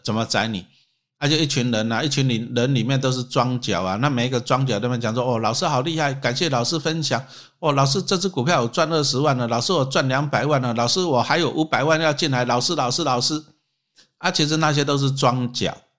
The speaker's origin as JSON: {"language": "Chinese", "country": "Taiwan", "said": "我们台湾人"}